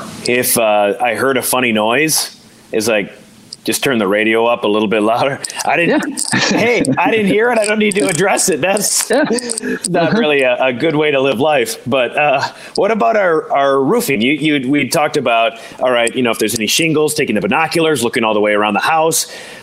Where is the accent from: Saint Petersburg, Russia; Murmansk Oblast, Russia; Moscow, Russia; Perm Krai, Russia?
Perm Krai, Russia; Perm; English is a second language; I know that growing up, growing up in Perm, I know that too.